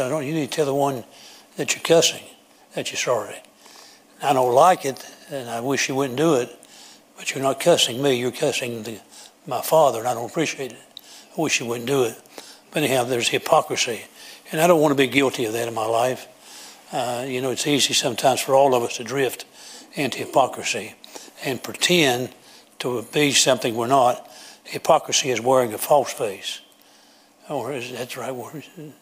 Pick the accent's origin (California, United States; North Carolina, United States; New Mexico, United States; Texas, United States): North Carolina, United States; Kannapolis; Kannapolis? Oh, that's amazing. That's where I'm from